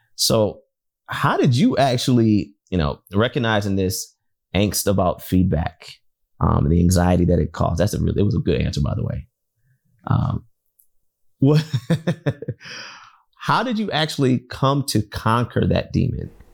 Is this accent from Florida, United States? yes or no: no; Detroit, Michigan, United States; growing up in Detroit and being a, a Wolverine fan my entire life